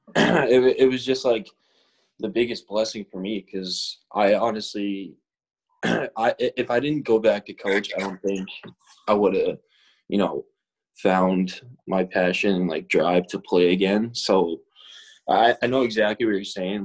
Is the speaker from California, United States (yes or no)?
no; Boston, Massachusetts, United States; I'm from West Roxbury, but we grew up together